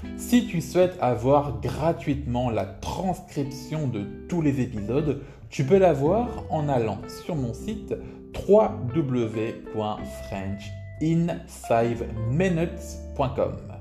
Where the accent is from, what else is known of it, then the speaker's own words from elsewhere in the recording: France; en tant que Français